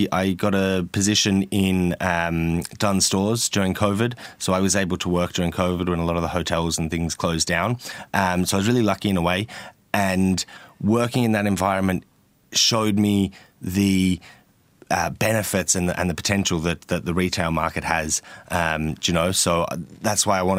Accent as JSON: {"language": "English", "town": "Melbourne", "region": "Victoria", "country": "Australia", "lives_now": "Limerick, Ireland", "said": "I'm Limerick 10 years now, so I'm kind of becoming more of a local now. But yeah, so I'm from Melbourne originally."}